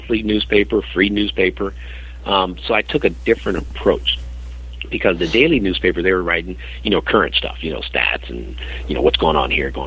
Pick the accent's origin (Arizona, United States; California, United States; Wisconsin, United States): California, United States; San Francisco; Growing up as a kid, growing up in San Francisco, in the Haight-Ashbury